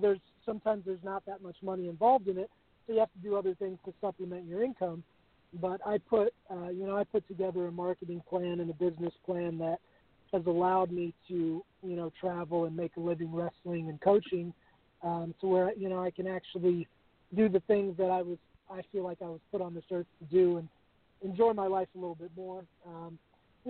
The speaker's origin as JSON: {"language": "English", "town": "Richmond", "region": "Virginia", "country": "United States", "tie": "born or raised there", "said": "Richmond, Virginia, my hometown"}